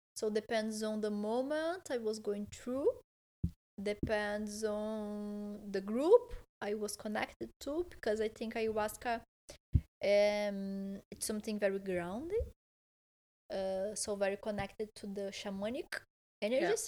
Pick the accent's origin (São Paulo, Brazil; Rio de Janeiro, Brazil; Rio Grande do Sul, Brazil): Rio Grande do Sul, Brazil; Porto Alegre; English is a second language; now in Malaga, Spain; I'm from Porto Alegre, which is a city close to Uruguay, very south